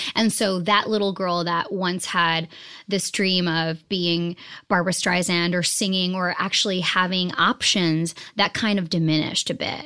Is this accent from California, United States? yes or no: no; Boston, Massachusetts, United States; also born or lived in New Jersey; I was raised in Boston, Massachusetts.